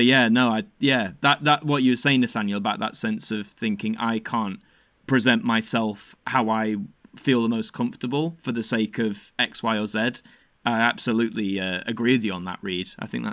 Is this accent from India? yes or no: no; Yorkshire and the Humber, United Kingdom; Growing up in South Yorkshire, which is I think still a typically, I don't know what you'd say, like a very, I guess, masculine orientated town